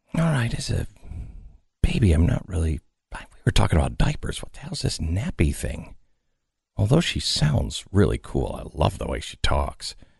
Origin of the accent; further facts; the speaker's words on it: Pacific Northwest, United States; ten years old and uh, growing up in the Pacific Northwest